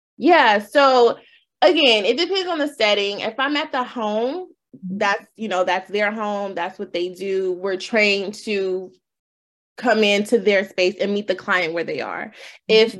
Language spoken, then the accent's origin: English; Los Angeles, California, United States; born and raised in Los Angeles. Um, went to Crenshaw High, you know, full uh, thoroughbred LA girl.